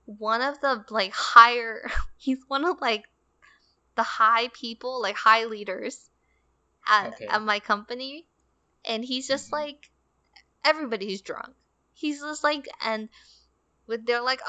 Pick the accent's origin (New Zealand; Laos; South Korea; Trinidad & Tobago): South Korea; I am the typical Korean girl